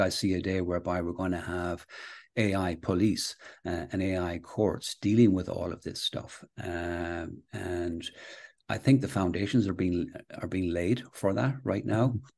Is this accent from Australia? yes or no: no; Castlebar, Connacht, Ireland; also born or lived in Manchester, England / Galway / London; I was born in, uh, Manchester, England, actually, and, uh, then my, my parents moved to the west of Ireland. So I went to school in, uh, Castlebar